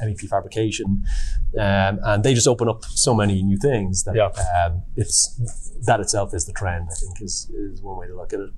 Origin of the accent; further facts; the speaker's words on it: Ireland; I'm from Ireland